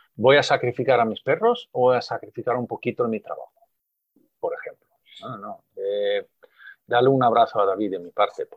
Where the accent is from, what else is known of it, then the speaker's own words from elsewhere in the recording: Sweden; now in Spain; volver a mi país de origen